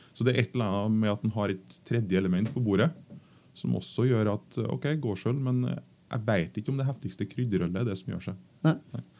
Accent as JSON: {"language": "Norwegian", "region": "Trøndelag", "country": "Norway", "said": "Jeg kommer fra Trøndelag"}